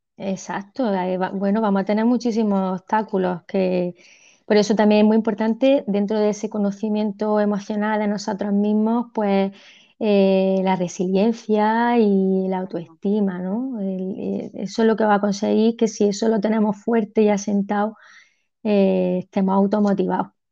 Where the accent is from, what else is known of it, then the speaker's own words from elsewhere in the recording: Almería, Andalusia, Spain; also born or lived in El Ejido; yo soy de Almería, de Almería Capital